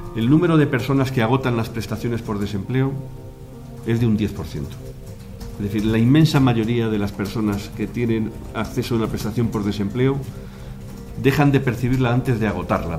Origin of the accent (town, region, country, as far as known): Spain